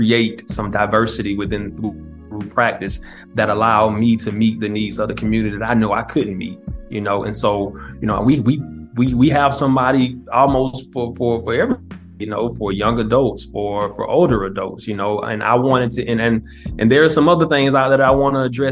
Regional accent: South Georgia, United States; I grew up in Georgia

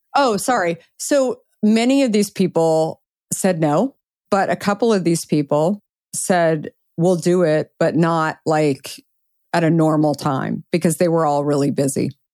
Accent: Arizona, United States; I grew up in Arizona

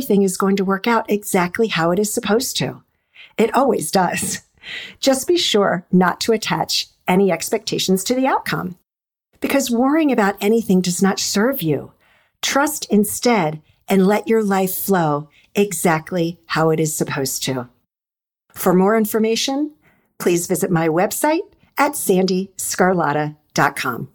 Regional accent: Annapolis, Maryland, United States; also born or lived in Washington, D.C. metro area; I've always lived in the D.C. metro area and grew up outside of Annapolis, Maryland

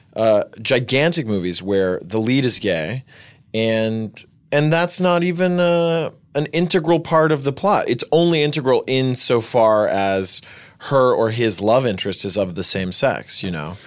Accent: Winchester, Tennessee, United States; also born or lived in New York City; this small town in Tennessee called Winchester. And, uh, and it was cool. I mean, I, I really liked growing up in nature

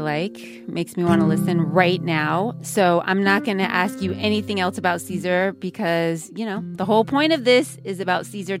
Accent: Northern California, United States; moved away as an adult; also born or lived in Fresno, California; now in Southern California, United States; I'm from Northern California, where I grew up? Or should I say, I'm from the Central Valley, which is where I was born?

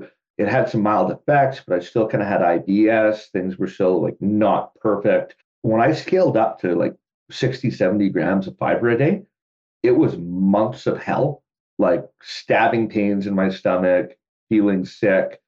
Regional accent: Canada; the city I grew up in was like 100,000 people.

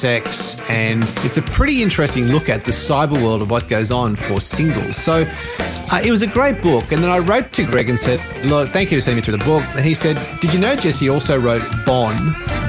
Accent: Australia; an Aussie rock kid growing up

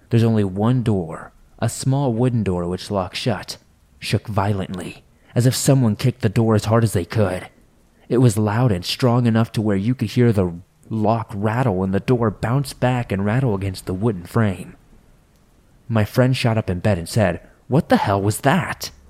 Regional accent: California, United States; I grew up in Southern California, but grew up going to the reservation every year and eventually moved and worked out there.

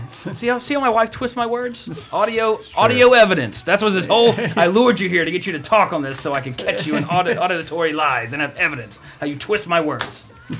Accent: United States; we're American

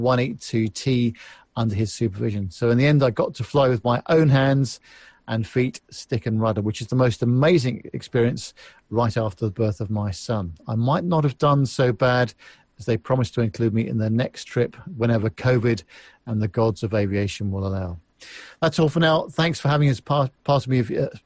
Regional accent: Berlin, Germany; When I grew up in Berlin in the 1970s and 1980s, we were living on that island city in the middle of evil communist East Germany.

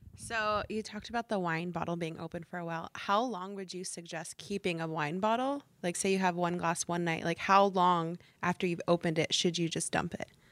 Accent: Sonoma County, California, United States; I'm from Sonoma County

